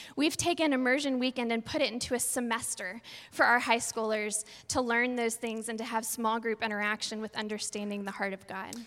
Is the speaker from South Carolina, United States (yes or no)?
no; Texas, United States; We're from Texas, so we say, hey, y'all